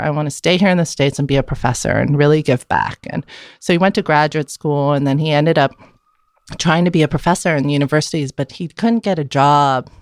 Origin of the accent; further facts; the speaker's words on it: Vienna, Austria; first language German; English is a second language; moved away as an adult; now in San Francisco, United States; I was born and raised in Vienna, Austria, and I lived there for eighteen years